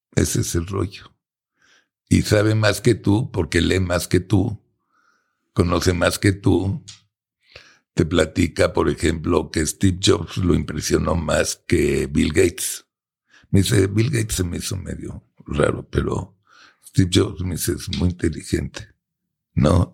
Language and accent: Spanish; Mexico; nosotros como buenos mexicanos